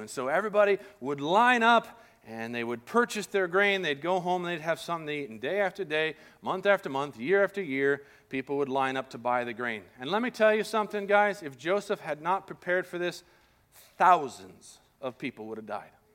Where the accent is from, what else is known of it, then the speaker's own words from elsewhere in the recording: Colombia; moved away; I grew up in Colombia